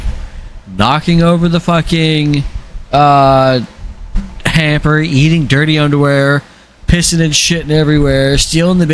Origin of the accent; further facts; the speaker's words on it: Arizona, United States; I grew up in Arizona.